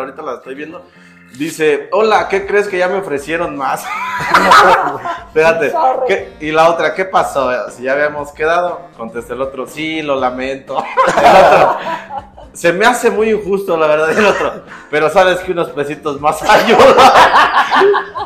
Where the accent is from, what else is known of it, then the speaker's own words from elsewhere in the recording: Dolores Hidalgo, Guanajuato, Mexico; nosotros somos de Dolores Hidalgo